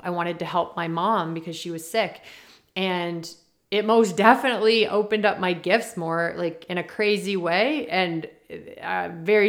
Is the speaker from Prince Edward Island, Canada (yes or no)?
yes; Prince Edward Island, Canada; I'm from Prince Edward Island